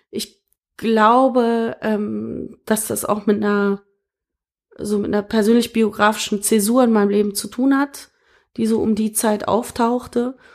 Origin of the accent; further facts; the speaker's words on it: Berlin, Germany; born there; so einen gewissen Lokalpatriotismus habe ich natürlich dadurch, dass es meine Geburtsstadt ist.